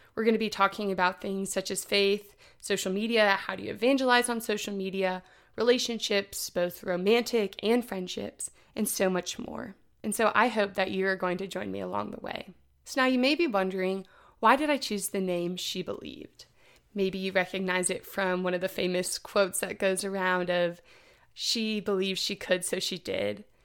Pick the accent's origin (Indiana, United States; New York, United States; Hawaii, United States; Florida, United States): Indiana, United States; Indianapolis; I'm from Indianapolis, Indiana